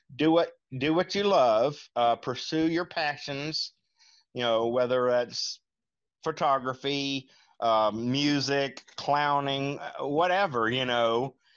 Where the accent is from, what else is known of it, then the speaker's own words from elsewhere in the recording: Lincolnton, North Carolina, United States; I'm from Lincolnton, North Carolina